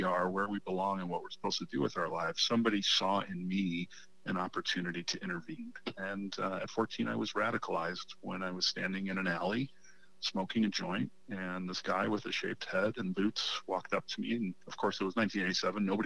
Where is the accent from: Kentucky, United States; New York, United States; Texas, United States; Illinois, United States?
Illinois, United States; Chicago; I grew up in Chicago